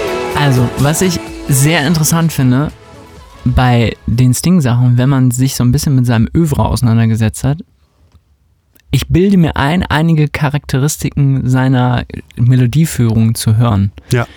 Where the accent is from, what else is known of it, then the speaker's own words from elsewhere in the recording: West Germany, Germany; ich bin natürlich in Westdeutschland aufgewachsen